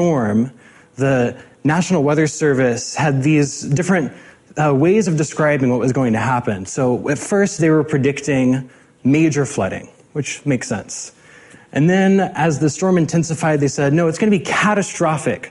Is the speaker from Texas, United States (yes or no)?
yes; hometown hit by Hurricane Harvey, Texas, United States; now in Seattle area, United States; I watched with particular anxiety as Hurricane Harvey made landfall in my hometown.